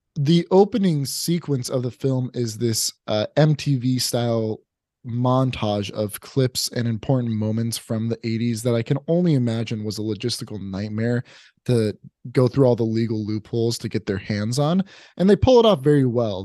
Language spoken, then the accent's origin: English; Oregon, United States; growing up in Oregon